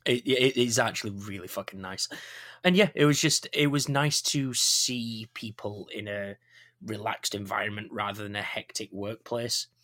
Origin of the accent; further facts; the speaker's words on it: Yorkshire and the Humber, United Kingdom; I'm a Yorkshireman.